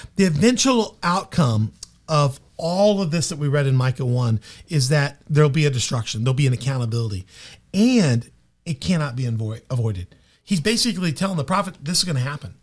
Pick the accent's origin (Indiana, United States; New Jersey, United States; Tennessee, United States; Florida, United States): Tennessee, United States; Memphis; now in Carbondale, United States; I grew up most of my life in Memphis, so I consider myself a Memphis boy